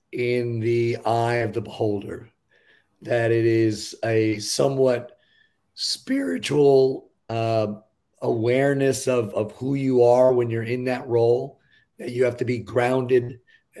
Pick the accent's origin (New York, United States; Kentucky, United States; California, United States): New York, United States; I grew up in New York